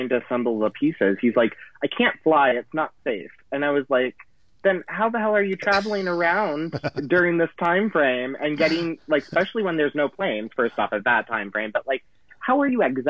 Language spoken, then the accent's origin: English; United States; I'm American